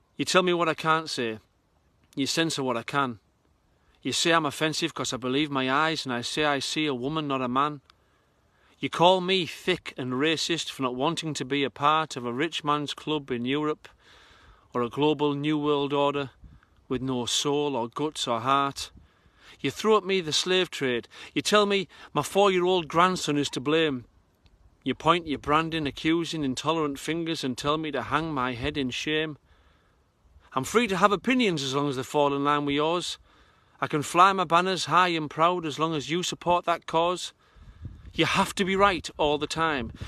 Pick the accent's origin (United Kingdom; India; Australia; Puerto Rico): United Kingdom; Redcar, North East England; I've come back to this northern working class shrine in my hometown of Redcar